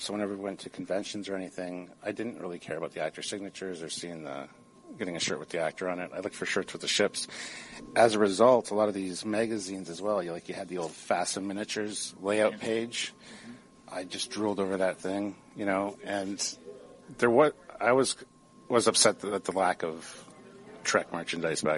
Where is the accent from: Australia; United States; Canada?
Canada; Stratford, Ontario; I grew up outside of Stratford, Ontario